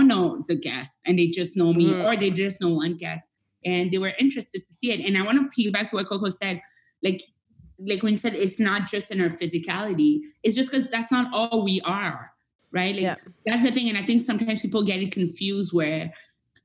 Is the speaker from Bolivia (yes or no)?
no; Montreal, Quebec, Canada; first language French; English is a second language; moved away; I'm a Francophone. I'm from Montreal.